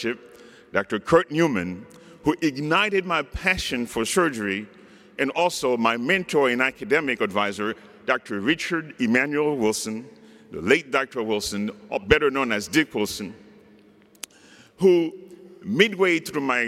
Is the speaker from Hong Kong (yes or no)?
no; Haiti; now in United States; this unworthy, imperfect vessel from the backwoods of Haiti